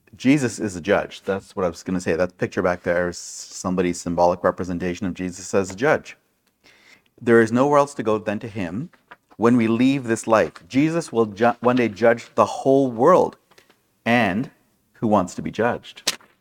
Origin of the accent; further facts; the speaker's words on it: Brampton, Ontario, Canada; where I grew up in Brampton